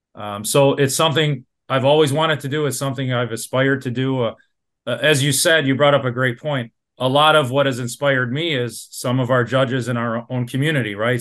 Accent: Dearborn, Michigan, United States; I'm a born and raised in Dearborn

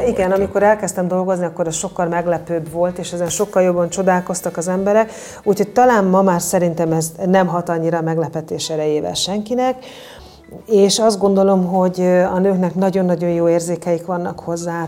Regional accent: Bodrogkisfalud, Borsod-Abaúj-Zemplén, Hungary; a borvidéken születtem, egész pontosan Bodrog kisfaludon

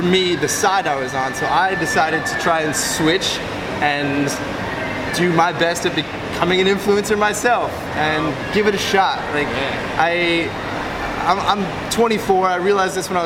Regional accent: Long Island, New York, United States; moved away as an adult; also born or lived in Orlando, Florida / Southeast Asia; originally from Long Island, New York. I grew up there

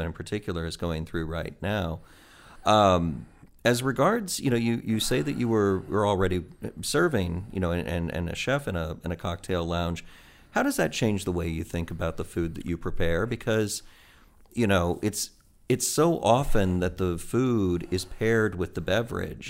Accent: Midwest, United States; moved away as an adult; also born or lived in Auburn, Alabama / Missouri / Indiana; now in Finger Lakes, United States; I'm from the Midwest originally.

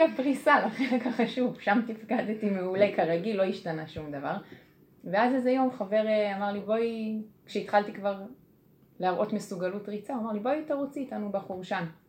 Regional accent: Kfar Saba, Central District, Israel; אני מכפר סבא

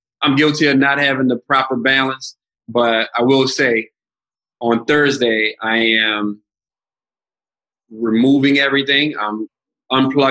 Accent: the South, United States; moved away as an adult; I came from the South and a lot of my interactions were mainly with people that looked like me.

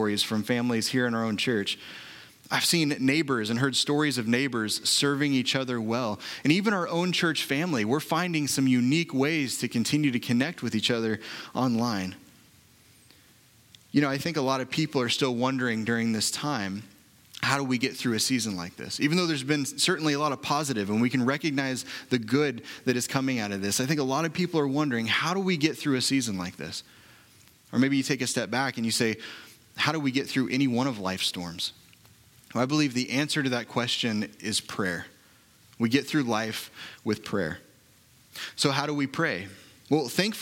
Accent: Oklahoma City, Oklahoma, United States; I was born and raised in Oklahoma City

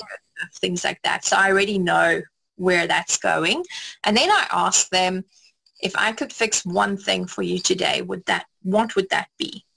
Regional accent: South Africa; I grew up in South Africa

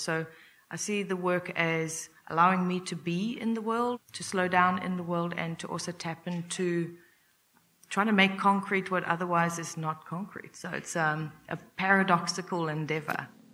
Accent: Durban, KwaZulu-Natal, South Africa; moved away as an adult; also born or lived in United States; I'm originally from South Africa. I was born and raised in Durban

